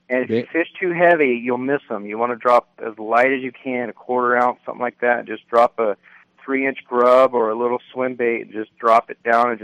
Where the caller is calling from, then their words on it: Parker, Arizona, United States; But probably not going to need one here. We're in Parker.